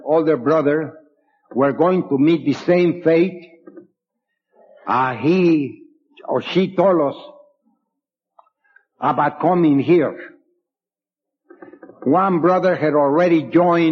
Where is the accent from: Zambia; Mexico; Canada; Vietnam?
Mexico; also born or lived in San Antonio / Youngstown; now in Cleveland, United States; I was born in Mexico. I was raised there